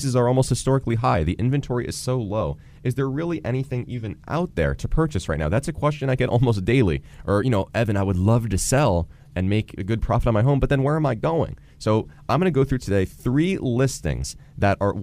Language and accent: English; Boca Raton, Florida, United States; I grew up in Boca Raton.